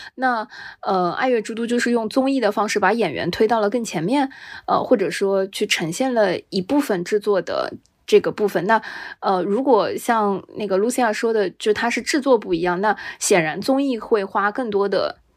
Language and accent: Chinese; Shanghai, China; 作为一个上海人